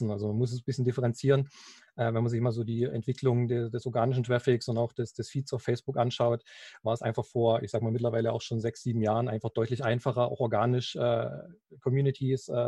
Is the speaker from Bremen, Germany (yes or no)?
no; Halle an der Saale, Saxony-Anhalt, Germany; now in Leipzig, Germany; ich bin äh, 34 Jahre und einer der Gründer von Baby Sweets. Ähm, komme gebürtig aus Halle an der Saale. Aktuell wohne ich in Leipzig